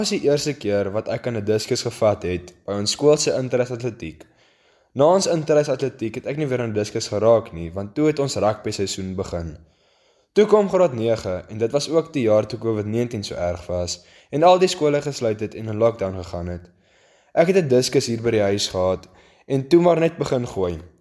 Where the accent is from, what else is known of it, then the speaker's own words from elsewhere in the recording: Ceres, Western Cape, South Africa; ek kom van Ceres af.